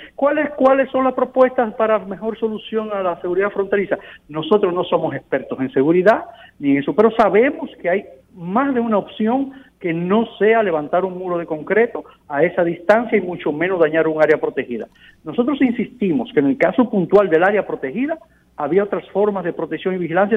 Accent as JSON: {"language": "Spanish", "country": "Dominican Republic"}